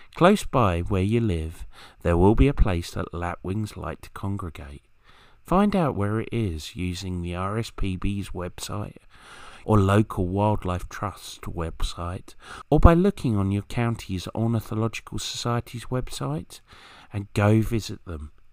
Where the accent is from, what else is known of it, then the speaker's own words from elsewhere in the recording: Kent, South East England, United Kingdom; where I grew up in Kent